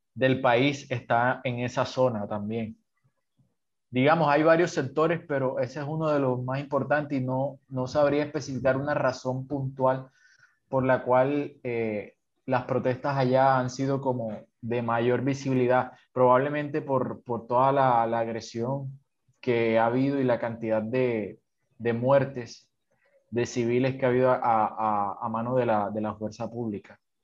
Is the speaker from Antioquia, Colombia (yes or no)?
no; Sincelejo, Sucre, Colombia; moved away as an adult; now in Cartagena, Colombia; yo soy de una ciudad pequeña de Colombia, de, del norte de Colombia, que se llama Cincelejo, pero ahorita ya llevo dos años viviendo en, en una ciudad